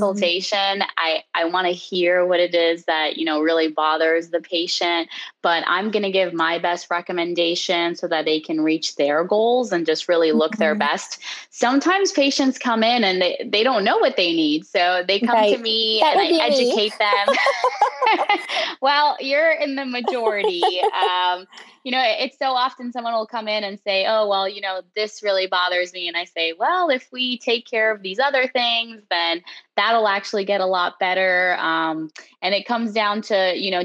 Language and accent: English; Miami, Florida, United States; now in Fort Myers, United States; I grew up in Miami, Florida, and I currently live in Fort Myers, Florida